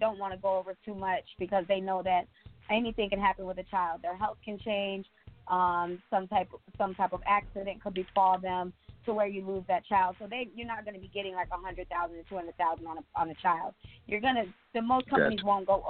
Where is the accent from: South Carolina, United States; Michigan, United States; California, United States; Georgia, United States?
Michigan, United States; moved away; I'm from Michigan, so of course I have to go back there and help my people too